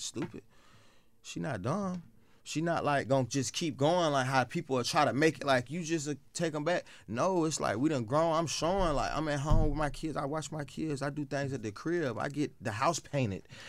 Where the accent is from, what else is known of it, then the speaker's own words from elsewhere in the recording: the South, United States; I'm also from the South